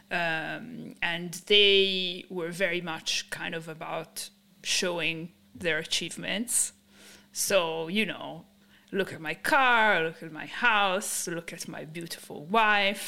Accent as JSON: {"language": "English", "town": "Milan", "region": "Lombardy", "country": "Italy", "tie": "born or raised there", "also_born_or_lived": "London", "moved": "yes", "said": "I grew up in Italy. I was born and raised in Italy, in Milan specifically."}